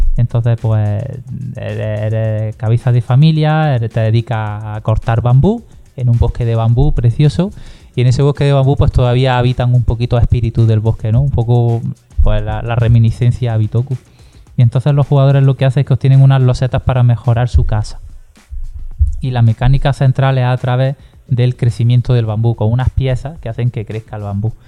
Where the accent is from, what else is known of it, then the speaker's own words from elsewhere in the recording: Granada, Andalusia, Spain; yo soy de Granada y aquí pues tenemos ese monumento tan maravilloso que es la Alhambra